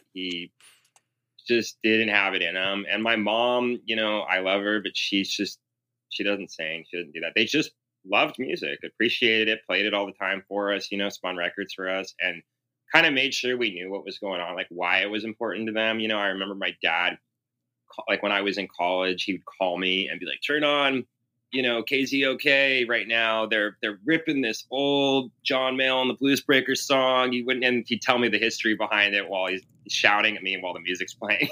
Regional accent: Seattle, Washington, United States; also born or lived in Southern California; when I was growing up in Seattle

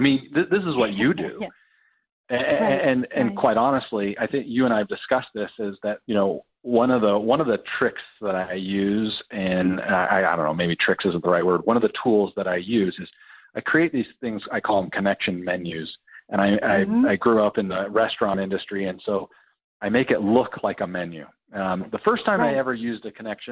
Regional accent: Utah, United States; my whole family being, growing up in Utah, they're not drinkers.

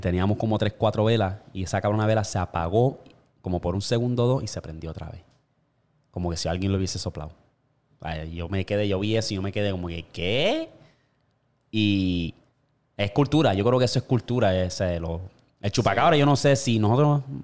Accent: Toa Baja, Puerto Rico; moved away; yo me crié en Tua Baja y estaba la Cuesta del Guano en Candelaria

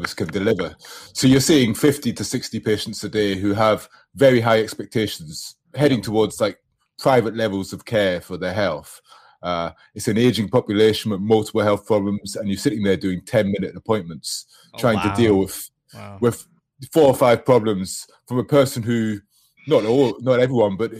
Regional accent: England, United Kingdom; moved away as an adult; now in Australia; I'm English.

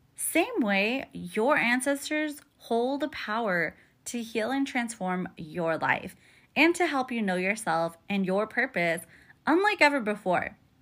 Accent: United States; born and raised as an American, right? First generation American

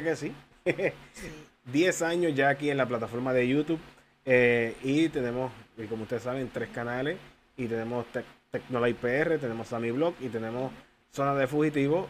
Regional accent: Humacao, Puerto Rico; mi pueblo Humacao

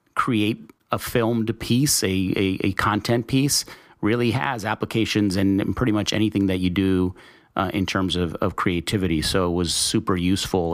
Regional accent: El Paso, Texas, United States; I'm from Texas. I grew up in, uh, in El Paso

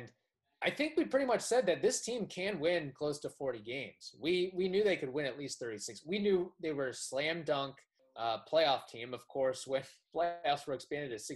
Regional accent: Southern Indiana, United States; moved away as an adult; now in Cape Coral, United States; growing up in Southern Indiana

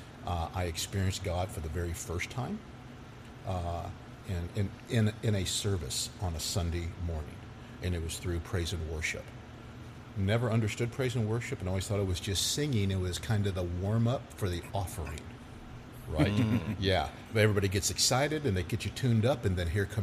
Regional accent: Irving, Texas, United States; I grew up in Irving

